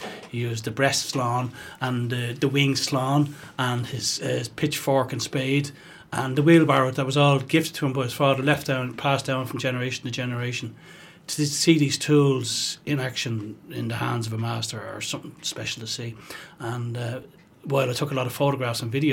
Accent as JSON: {"language": "English", "town": "Dublin", "region": "Leinster", "country": "Ireland", "said": "I'm from Dublin"}